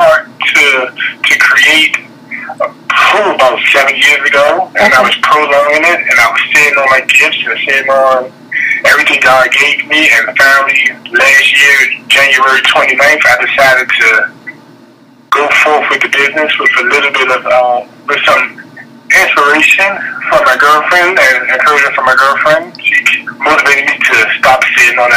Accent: Washington, District of Columbia, United States; born and raised in Washington, D.C., and still currently is here

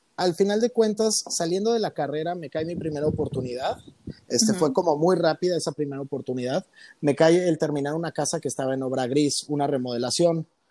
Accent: Cuernavaca, Morelos, Mexico; moved away as an adult; also born or lived in Taxco, Guerrero / Mexico City; now in Colima, Mexico; Ahorita radico en Colima y toda mi vida viví en, Cuernavaca, en Cuernavaca, Morelos.

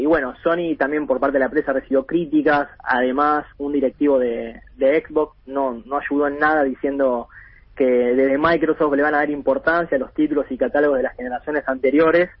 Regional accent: Buenos Aires, Argentina; yo crecí en Capital

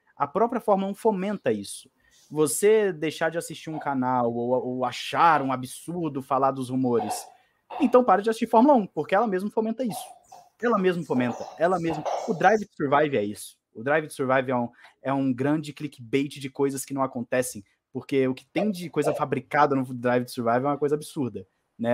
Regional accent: Brazil; Eu, como brasileiro

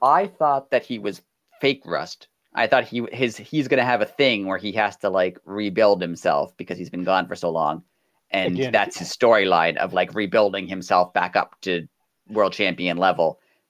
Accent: Canada; I'm Canadian.

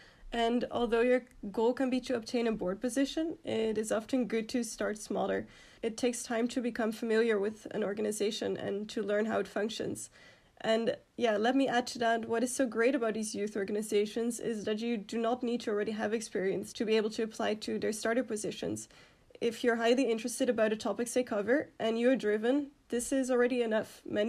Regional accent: Netherlands; moved away as an adult; now in Belgium; So I'm from the Netherlands

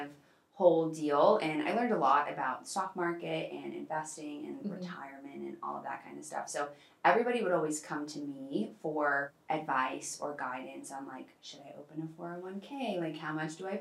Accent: Boston, Massachusetts, United States; moved away as an adult; now in Los Angeles, United States; I'm originally from Boston, grew up in Boston, and then I moved out to LA back in August timeframe.

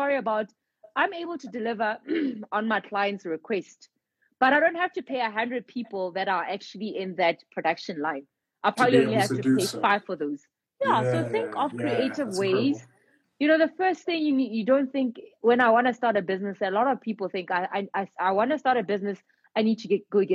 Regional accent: South Africa; as Black South African entrepreneurs

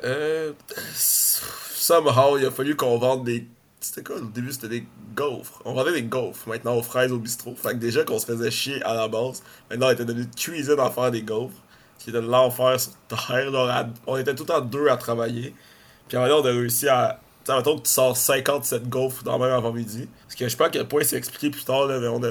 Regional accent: Montreal, Quebec, Canada; Je suis comme de, Montréal

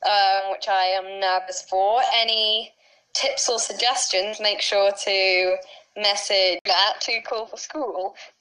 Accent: England, United Kingdom; I'm from England.

